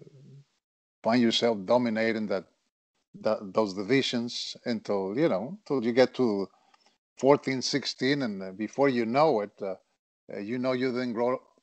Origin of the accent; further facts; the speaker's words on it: Monterrey, Nuevo León, Mexico; moved away as an adult; I grew up in Monterrey, Mexico